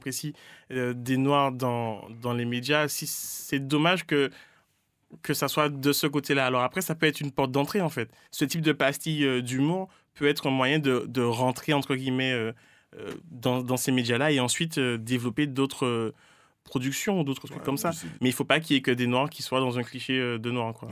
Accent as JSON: {"language": "French", "country": "Martinique", "tie": "born or raised there", "also_born_or_lived": "Rennes", "moved": "yes", "lives_now": "Paris, France", "said": "j'ai grandi en Martinique"}